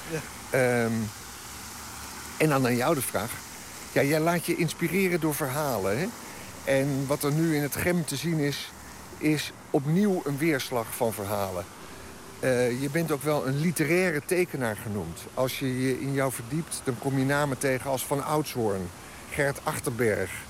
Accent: The Hague, South Holland, Netherlands; daar ging je als Hagenees, als kind, naartoe.

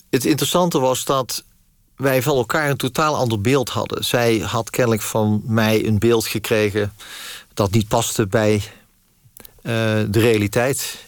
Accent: Netherlands; ik ben in Nederland geboren

